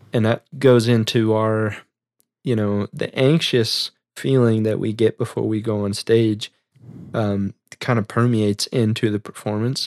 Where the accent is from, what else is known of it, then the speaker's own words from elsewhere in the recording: Midwest, United States; we're from the Midwest